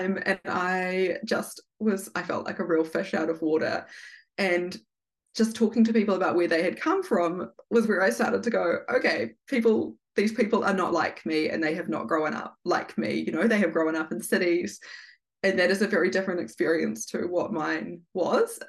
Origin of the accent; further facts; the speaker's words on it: Feilding, Manawatū-Whanganui, New Zealand; Gabrielle and I grew up in Fielding, in rural New Zealand